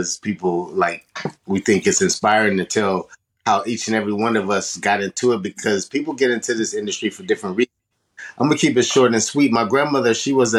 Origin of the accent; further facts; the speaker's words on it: Sacramento, California, United States; I'm a person born out here in Sacramento, and I've been born and raised out here